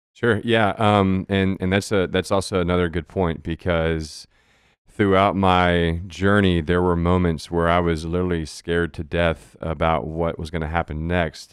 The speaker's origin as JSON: {"language": "English", "town": "Goliad", "region": "Texas", "country": "United States", "tie": "born or raised there", "moved": "yes", "lives_now": "San Marcos, United States", "said": "I grew up in South Texas in, in Goliad, small"}